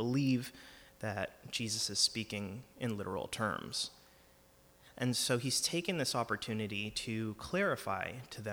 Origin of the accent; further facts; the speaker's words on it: California, United States; I'm a Californian